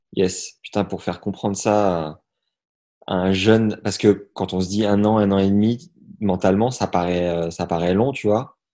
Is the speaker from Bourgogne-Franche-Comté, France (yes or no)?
yes; Nevers, Bourgogne-Franche-Comté, France; je suis de Nevers